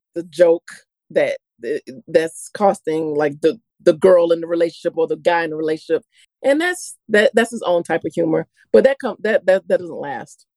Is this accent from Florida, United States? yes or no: yes; Florida, United States; I'm from Florida.